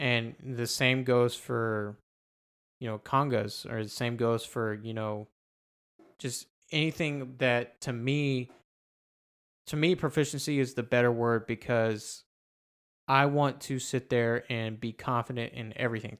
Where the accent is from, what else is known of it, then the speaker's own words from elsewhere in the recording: United States; being you know, an American and growing up in the American music system